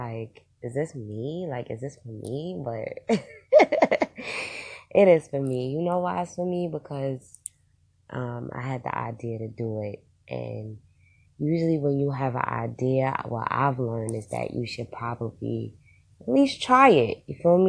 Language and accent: English; Queens, New York, United States; also born or lived in Brooklyn; now in Poconos, United States; I was born and raised in Queens, but I migrated to Brooklyn, where I started a business called the OG Studios.